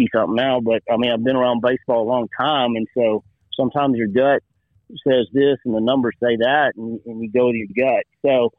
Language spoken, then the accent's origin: English; Waco, Texas, United States; I grew up in Waco